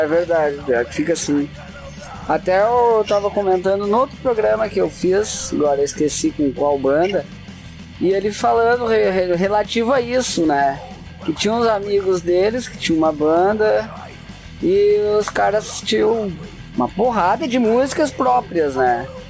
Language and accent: Portuguese; Gaúcho, Rio Grande do Sul, Brazil; eu que também sou gaúcho